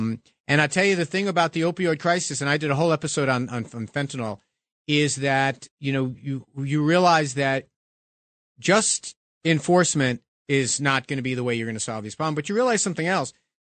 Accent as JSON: {"language": "English", "town": "Bronx", "region": "New York", "country": "United States", "tie": "born there", "said": "I was born in the Bronx 50 years ago yesterday"}